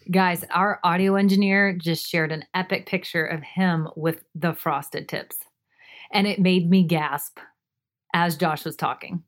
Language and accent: English; Florida, United States; I grew up in Florida with hurricanes